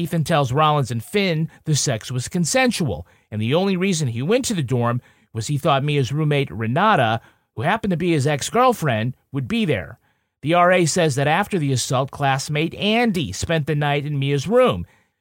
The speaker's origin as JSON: {"language": "English", "country": "Ireland", "said": "I'm from Ireland. We like potatoes, sometimes with butter on it"}